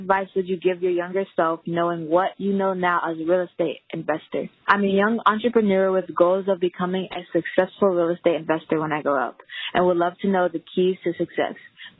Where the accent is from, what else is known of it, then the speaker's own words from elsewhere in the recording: California, United States; I'm 12 years old, and I'm from Eastville, California.